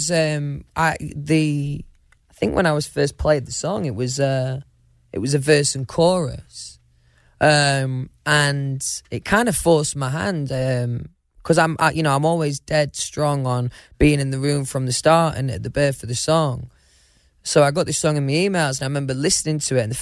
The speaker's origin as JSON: {"language": "English", "country": "United Kingdom", "said": "I'm quite British, right?"}